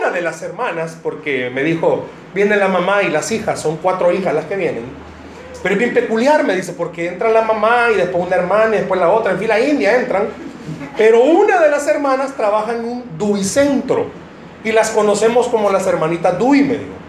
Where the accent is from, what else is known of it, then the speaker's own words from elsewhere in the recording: United States; Spanish is a second language; es que estoy aprendiendo a hablar, eh, soy gringo, ¿entendieron ustedes?